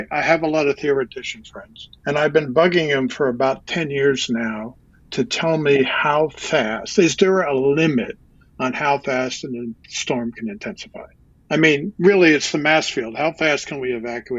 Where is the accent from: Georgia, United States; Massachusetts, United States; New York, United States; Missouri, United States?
New York, United States; near Ossining; My dad was a butcher, worked for A&P down in Ossining